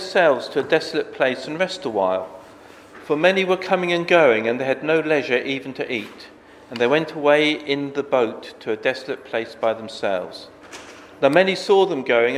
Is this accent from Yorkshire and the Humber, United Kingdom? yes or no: no; Bedford, East of England, United Kingdom; I grew up in Bedford, which is, I suppose, home counties in the south